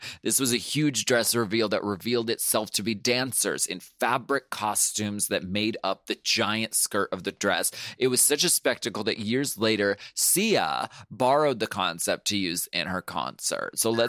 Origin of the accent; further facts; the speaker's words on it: Erie, Pennsylvania, United States; Girl, I'm from Erie.